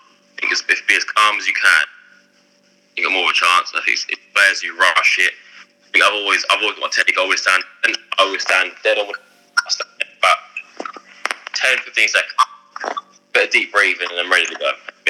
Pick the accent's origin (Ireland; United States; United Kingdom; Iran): United Kingdom; Ipswich, East of England; Because I'm from Ipswich, I'm quite far from everywhere in London.